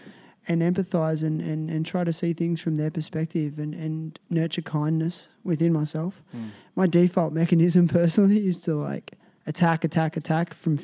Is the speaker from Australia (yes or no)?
yes; Australia; I realized how Australian I was. And I was like, well, I'm Australian.